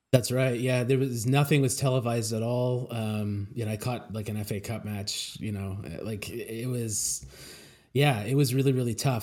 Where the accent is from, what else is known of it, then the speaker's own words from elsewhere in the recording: Canada; I grew up in Canada